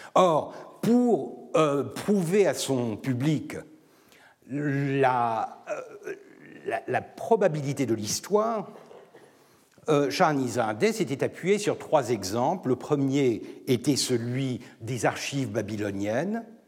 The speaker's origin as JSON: {"language": "French", "country": "Turkey", "said": "je suis turc"}